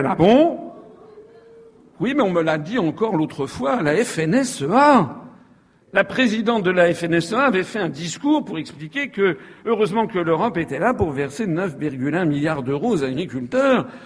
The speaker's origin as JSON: {"language": "French", "country": "Guadeloupe", "said": "Mais quand on est Guadeloupéen, on se dit mais à quoi sert la France"}